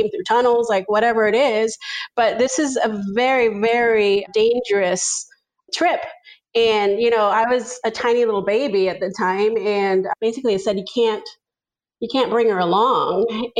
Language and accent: English; Zacatecas, Mexico; born there; I was born in Zacatecas, Mexico, which is the center state of Mexico.